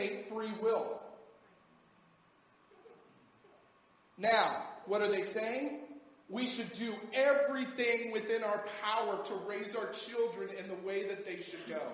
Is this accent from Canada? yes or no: no; United States; as an American